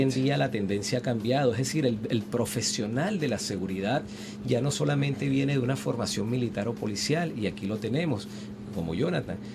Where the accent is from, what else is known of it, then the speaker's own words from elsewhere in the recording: Venezuela; como venezolanos